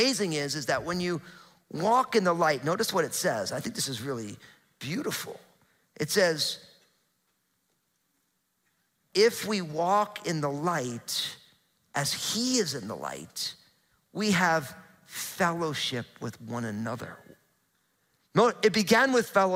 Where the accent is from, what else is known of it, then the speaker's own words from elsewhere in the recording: New Jersey, United States; now in Pacific Northwest, United States; growing up in New Jersey, super hot, humid summers